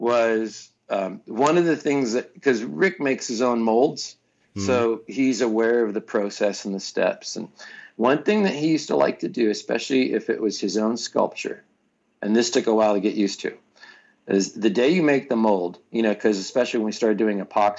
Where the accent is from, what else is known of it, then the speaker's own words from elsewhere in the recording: California, United States; Northern California.